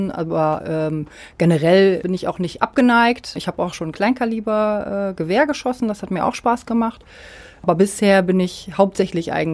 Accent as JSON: {"language": "German", "region": "Bremen", "country": "Germany", "tie": "born there", "also_born_or_lived": "Düsseldorf", "said": "ich äh, bin gebürtige Bremerin, war aber eine Zeit lang ähm, beruflich in Düsseldorf, genau zehn Jahre ungefähr und nun bin ich seit äh, etwas über einem Jahr wieder zurück"}